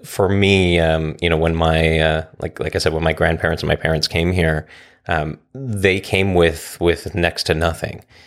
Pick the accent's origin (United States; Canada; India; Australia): Canada; Vancouver, British Columbia; now in Coquitlam, Canada; I'm born and raised in Vancouver. I live in Coquitlam.